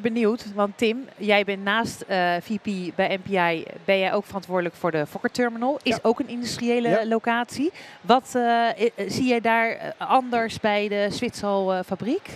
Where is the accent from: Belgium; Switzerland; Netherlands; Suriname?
Netherlands; Rotterdam, South Holland; ik kom uit Rotterdam